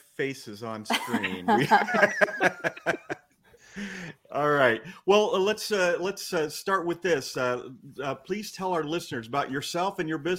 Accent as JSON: {"language": "English", "town": "Saltville", "region": "Virginia", "country": "United States", "tie": "born or raised there", "said": "I grew up in Saltville, Virginia"}